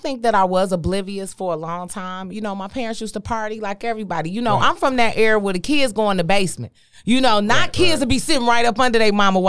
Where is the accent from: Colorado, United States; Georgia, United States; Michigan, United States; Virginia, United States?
Michigan, United States; Detroit; straight out of Detroit, Joy Road's finest.